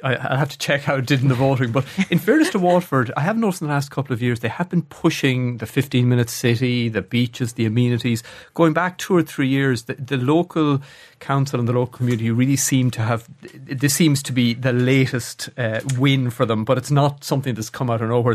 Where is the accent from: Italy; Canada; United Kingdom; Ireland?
Ireland; Athlone, Leinster; moved away; I, I come from Athlone. uh, an average Irish town